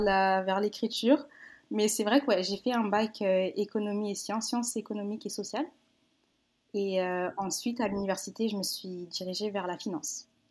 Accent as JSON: {"language": "French", "area": "Paris region", "region": "Île-de-France", "country": "France", "tie": "born or raised there", "also_born_or_lived": "Villeneuve-Saint-Georges / Seine-et-Marne / Essonne / Benin (ancestry)", "moved": "as an adult", "lives_now": "Quebec City, Canada", "said": "J'ai grandi en région parisienne. Euh, bon, je suis née dans le 94 à Villeneuve-Saint-Georges. Ensuite, j'ai déménagé quand j'avais"}